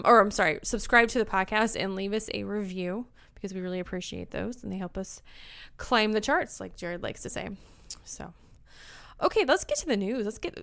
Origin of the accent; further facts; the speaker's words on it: Springfield, Missouri, United States; So sometimes I can't say bag, like I'm from Springfield, Missouri. I say bag.